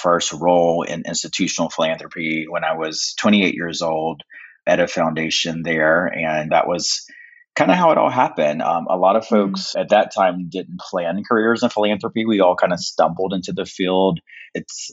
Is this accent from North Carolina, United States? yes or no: yes; North Carolina, United States; I am from North Carolina. I'm an enrolled member of the Lumbee Tribe